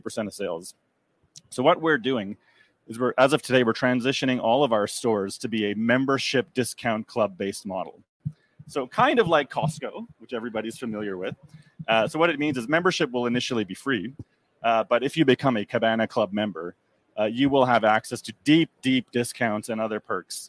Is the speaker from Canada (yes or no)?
yes; Canada; I'm a Canadian